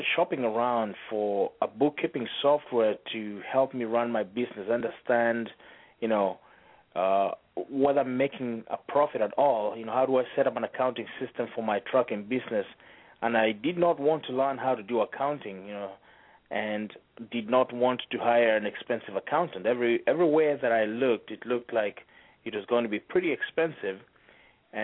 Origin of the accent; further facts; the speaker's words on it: Kenya; moved away; We're actually from East Africa, from a country called Kenya